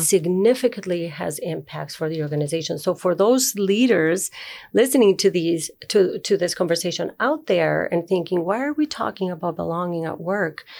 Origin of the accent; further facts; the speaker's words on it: Uruguay; moved away as an adult; also born or lived in Chile; now in Minnesota, United States; I was born in Uruguay, and I lived there